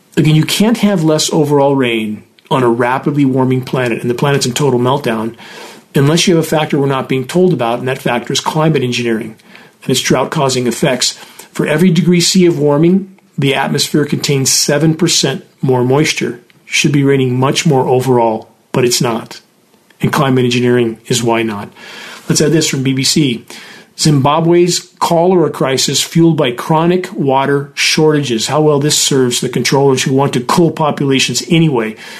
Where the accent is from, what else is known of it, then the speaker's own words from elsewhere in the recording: Southern California, United States; when I grew up in Southern California